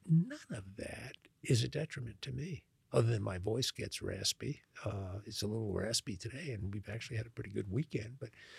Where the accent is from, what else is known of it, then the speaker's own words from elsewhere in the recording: Long Island, New York, United States; accent: Long Island; moved away as an adult; also born or lived in Louisiana; now in Texas, United States; when I tell people I haven't been there since 1970, except to visit, they're shocked by that because I still sound like I'm from Long Island